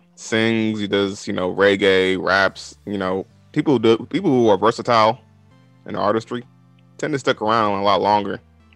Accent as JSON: {"language": "English", "area": "Bay Area", "region": "California", "country": "United States", "said": "we're all from the Bay Area"}